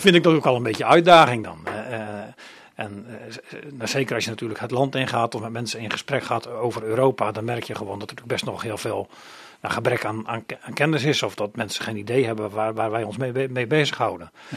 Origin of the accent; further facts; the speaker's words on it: Oostdijk, Zeeland, Netherlands; now in Krimpen aan den IJssel, Netherlands; ik ben geboren en getogen in Zeeland. Ik kom van Oostdijk. Oostdijk is een klein dorpje, een gehuchtje in de buurt van Krabbedijken. Daar ben ik opgegroeid.